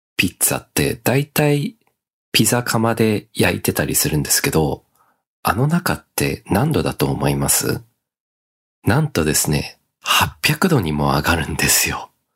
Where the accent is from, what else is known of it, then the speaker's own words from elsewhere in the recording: Australia; now in Japan; オーストラリア育ちの僕